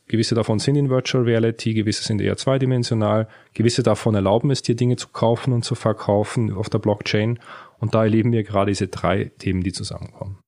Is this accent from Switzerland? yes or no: yes; Switzerland; in der Schweiz, wo ich aufgewachsen bin